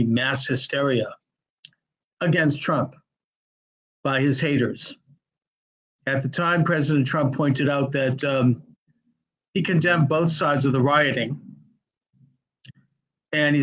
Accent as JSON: {"language": "English", "area": "the North", "region": "Northern United States", "country": "United States", "said": "as a Northerner"}